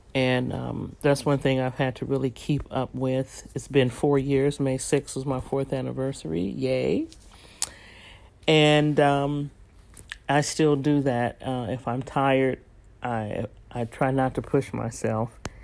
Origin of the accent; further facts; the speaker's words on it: San Francisco, California, United States; moved away; also born or lived in Texas; raised in San Francisco and San Jose